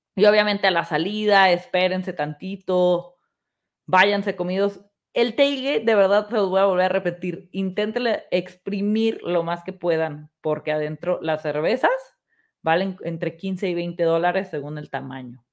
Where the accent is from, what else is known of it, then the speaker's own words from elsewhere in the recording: Mexico; llévense su pasaporte los que somos mexicanos